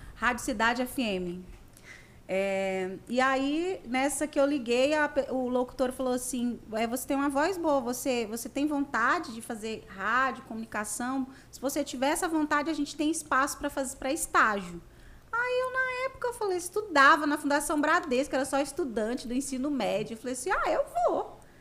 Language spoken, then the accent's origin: Portuguese; Conceição do Araguaia, Pará, Brazil; also born or lived in Belém; Eu sou de Conceição do Araguaia, natural.